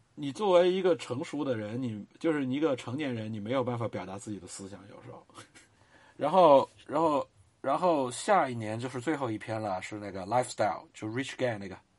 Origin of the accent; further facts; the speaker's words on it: China; 我们中国人已经从过度的谦卑到了过度的自我